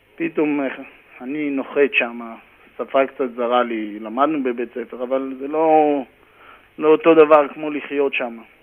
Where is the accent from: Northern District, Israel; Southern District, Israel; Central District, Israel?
Northern District, Israel; Karmiel; moved away as an adult; also born or lived in Haifa area, Israel; now in New York, United States; גדלתי בכרמיאל